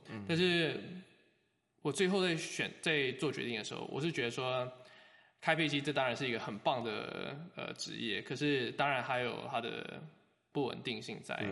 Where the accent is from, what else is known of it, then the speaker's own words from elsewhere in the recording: Taiwan; 我是台湾人，又，呃，做生物